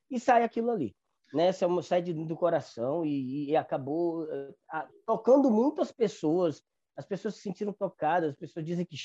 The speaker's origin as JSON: {"language": "Portuguese", "region": "Northeast Region", "country": "Brazil", "said": "sou nordestino, já estive em São Paulo"}